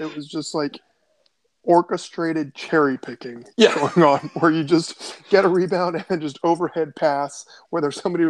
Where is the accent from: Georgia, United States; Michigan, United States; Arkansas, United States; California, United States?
Michigan, United States; Detroit; I was born in Detroit